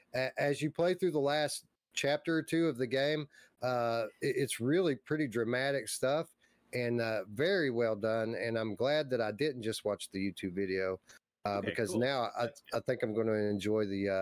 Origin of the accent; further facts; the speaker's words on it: Michigan, United States; moved away; I'm from Michigan. I've got family up there